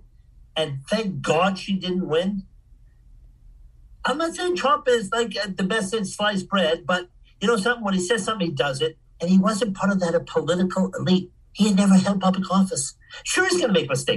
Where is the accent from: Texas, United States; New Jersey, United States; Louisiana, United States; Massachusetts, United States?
Massachusetts, United States; Boston; moved away; also born or lived in Switzerland; I grew up in Boston